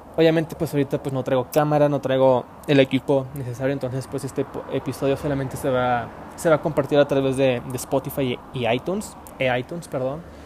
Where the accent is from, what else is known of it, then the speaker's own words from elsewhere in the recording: Puebla, Mexico; now in Monterrey, Mexico; yo no soy de Monterrey, soy de Puebla